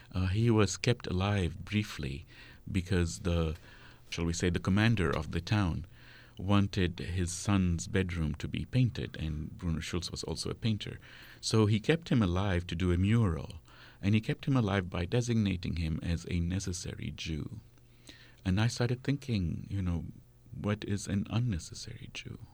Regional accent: Kuwait; first language Arabic; moved away; also born or lived in Amman, Jordan / Lebanon; I grew up in Kuwait

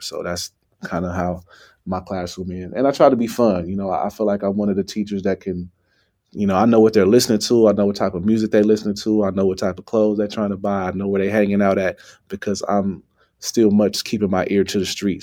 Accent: Oakland, California, United States; growing up in Oakland, we've always had somewhat of a eye on the pulse of political activism

